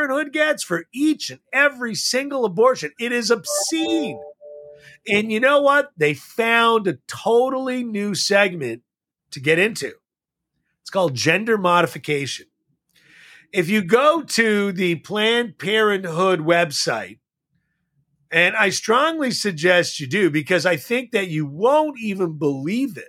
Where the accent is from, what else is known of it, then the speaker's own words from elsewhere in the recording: Montreal, Quebec, Canada; I grew up in Montreal, as David did